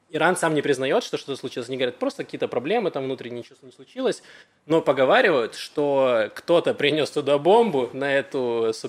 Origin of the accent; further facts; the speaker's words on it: Israel; я, из Израиля.